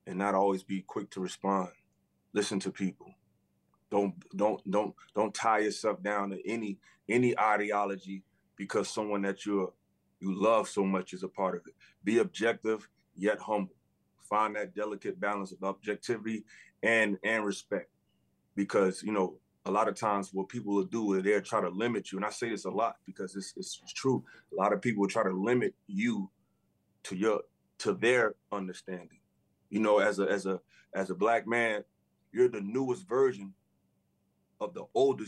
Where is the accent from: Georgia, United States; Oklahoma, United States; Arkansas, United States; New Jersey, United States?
New Jersey, United States; Newark; my hometown, Newark, New Jersey